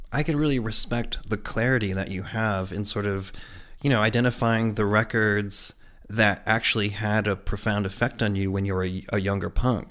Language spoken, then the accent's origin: English; Connecticut, United States; growing up where we grew up in Connecticut